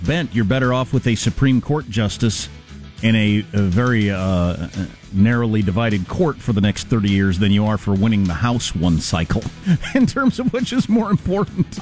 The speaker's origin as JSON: {"language": "English", "country": "United States", "said": "I'm American"}